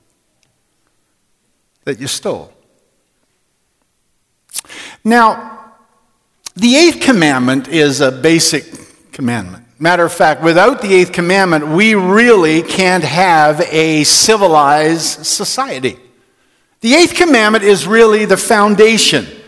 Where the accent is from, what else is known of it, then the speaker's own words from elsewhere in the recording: Newfoundland and Labrador, Canada; When I was 6 or 7 years old, we moved to Labrador City from Newfoundland, and in our family where I grew up